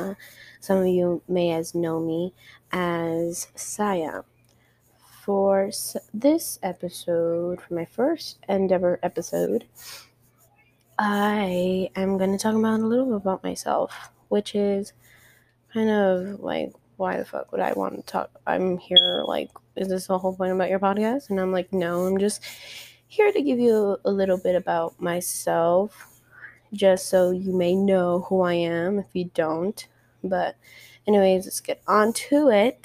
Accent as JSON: {"language": "English", "town": "El Paso", "region": "Texas", "country": "United States", "tie": "born or raised there", "said": "I come from El Paso, and El Paso is not the biggest, unless you live in the west side, but I'm on the far east side, honey. Nothing's big around here"}